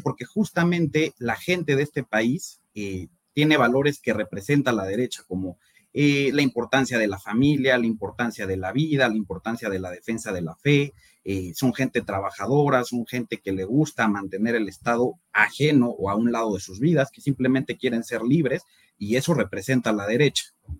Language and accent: Spanish; Mexico City, Mexico; Yo soy de la Ciudad de México, tengo 29 años